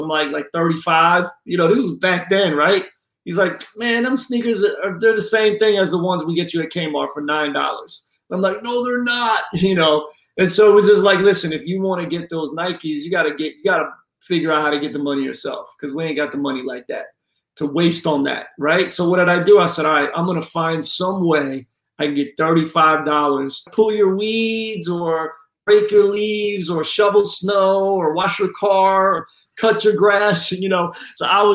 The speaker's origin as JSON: {"language": "English", "town": "Philadelphia", "region": "Pennsylvania", "country": "United States", "tie": "born or raised there", "also_born_or_lived": "Florida", "moved": "as an adult", "said": "growing up in Philly, man, your shoe game is serious"}